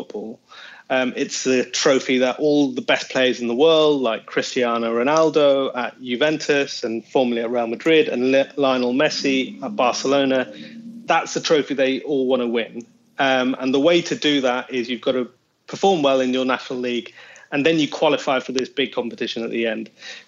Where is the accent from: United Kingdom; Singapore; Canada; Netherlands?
United Kingdom; Manchester, North West England; I was born in Manchester and my whole family are